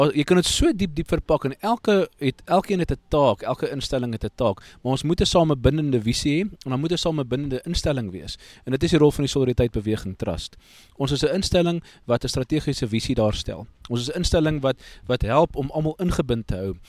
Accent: South Africa

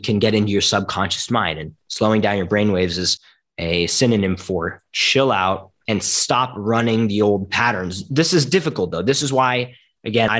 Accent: Philadelphia, Pennsylvania, United States; I was born in Philadelphia, Pennsylvania, United States of America

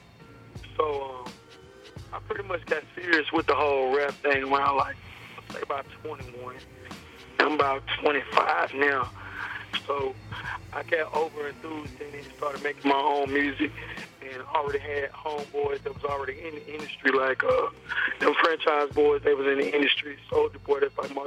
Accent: West Coast, California, United States; also born or lived in Memphis, Tennessee, United States; I'm born in Memphis, and I was raised in the West Coast

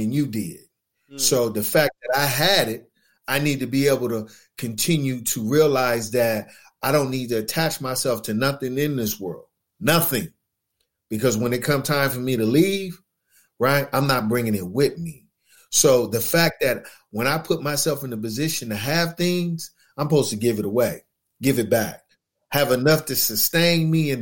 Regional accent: Los Angeles, California, United States; I grew up in West Los Angeles

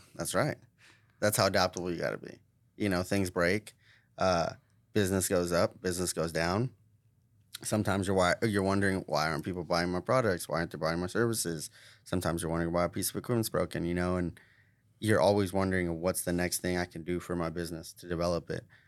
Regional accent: Tulsa, Oklahoma, United States; born or raised there

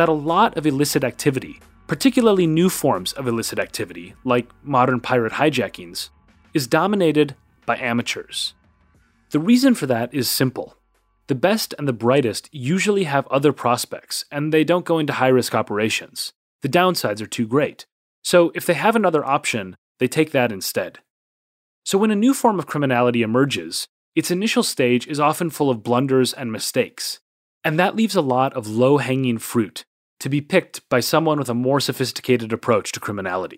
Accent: Minneapolis, Minnesota, United States; my hometown of Minneapolis, Minnesota

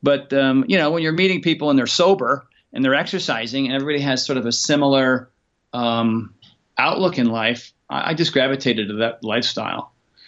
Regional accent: Rhode Island, United States; now in California, United States; shortly after that, you know, I moved out to California from Rhode Island, Connecticut area.

